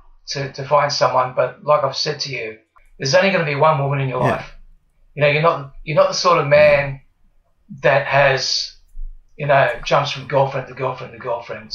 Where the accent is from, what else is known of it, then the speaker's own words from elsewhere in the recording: Wollongong, New South Wales, Australia; I was born here, born and bred in Wollongong, the good old Gong, as they call it